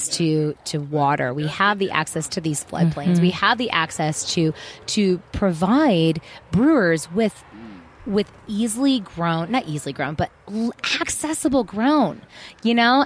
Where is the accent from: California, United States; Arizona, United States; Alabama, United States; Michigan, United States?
Arizona, United States; Mesa; also born or lived in Central Phoenix; now in Phoenix, United States; I was raised out here in East Mesa